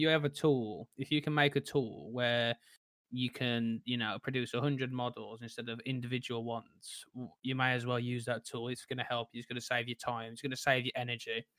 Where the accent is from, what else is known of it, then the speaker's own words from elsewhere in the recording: Tipton, West Midlands, United Kingdom; moved away as an adult; now in London, United Kingdom; I'm originally from Tipton, which is a small place in, well, near Birmingham, and I now live in London